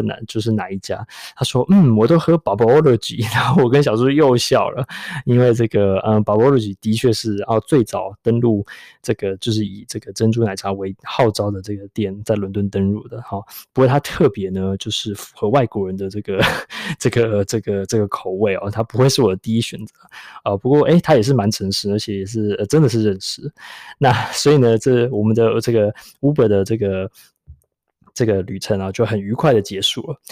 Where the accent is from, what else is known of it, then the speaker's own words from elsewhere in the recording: Taipei, Taiwan; now in London, United Kingdom; 我是台北来的